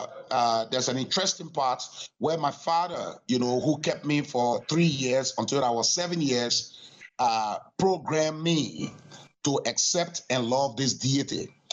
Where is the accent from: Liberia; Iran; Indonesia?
Liberia; Well, my father was supposed to be the priest from the Kran tribe. I am from the sect of the Kran tribe called Chukong.